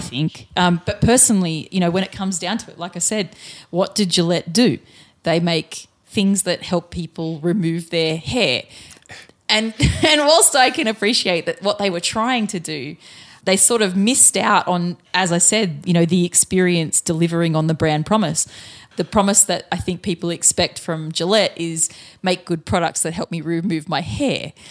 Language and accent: English; Australia